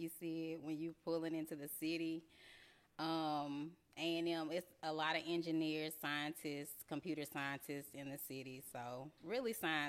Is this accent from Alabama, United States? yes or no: yes; Huntsville, Alabama, United States; accent: Alabama; moved away as an adult; now in Georgia, United States; That's that good old Alabama accent. I'm from Huntsville, Alabama.